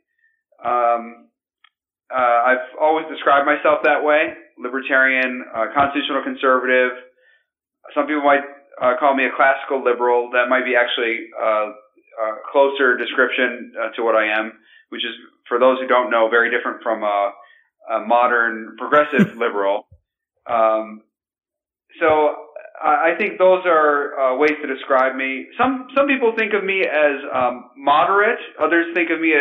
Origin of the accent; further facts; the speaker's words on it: Grand Rapids, Michigan, United States; I'm from Grand Rapids, Michigan.